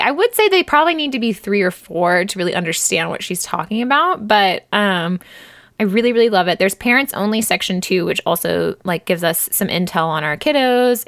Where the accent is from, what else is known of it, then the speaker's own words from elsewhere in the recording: United States; as an American